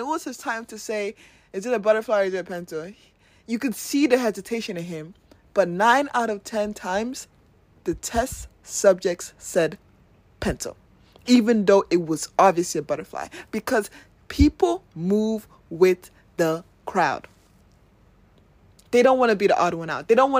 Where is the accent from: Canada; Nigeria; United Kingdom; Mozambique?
Nigeria; That going to Nigeria has showed me, living in a Nigerian, being a Nigerian, has shown me that we do need people.